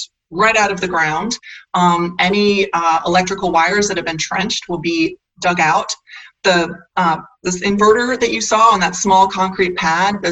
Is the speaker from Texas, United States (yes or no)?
no; North Carolina, United States; coming from North Carolina is my home state